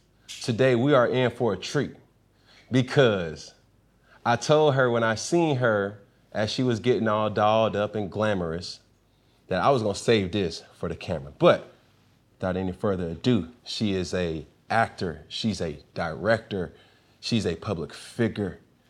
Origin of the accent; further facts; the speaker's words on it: Alabama, United States; also born or lived in Atlanta, Georgia; Me being from Atlanta originally and doing some time and having a very big impact and an impact being on my heart, mm-hmm. as my growth was in Alabama.